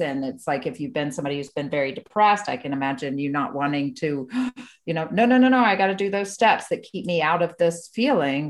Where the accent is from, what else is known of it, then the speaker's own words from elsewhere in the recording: Spartanburg, South Carolina, United States; I grew up in Spartanburg